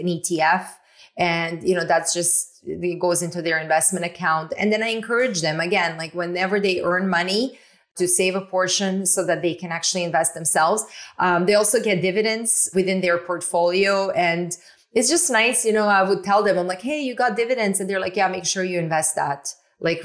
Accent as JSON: {"language": "English", "country": "Canada", "said": "I'm from Canada"}